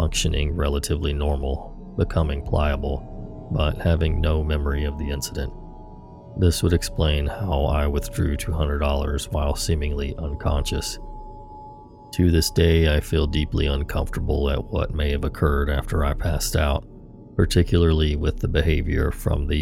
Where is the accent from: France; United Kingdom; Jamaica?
United Kingdom; London; also born or lived in Manila, Philippines; the same neighborhood that I'm from in London, England.